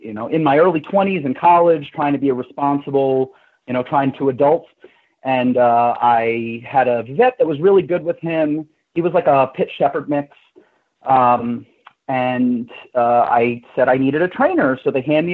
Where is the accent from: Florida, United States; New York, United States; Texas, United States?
New York, United States; New York City; moved away as an adult; I'm originally from New York, born and raised in Manhattan